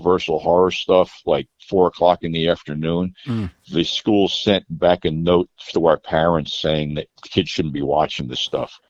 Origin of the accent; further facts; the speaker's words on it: New Jersey, United States; I was born in New Jersey. I was close to the city in my formative years